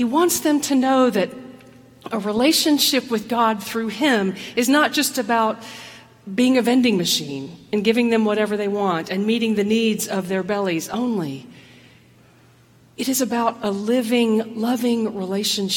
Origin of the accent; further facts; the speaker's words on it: the South, United States; I grew up in the South. I grew up as a woman in the South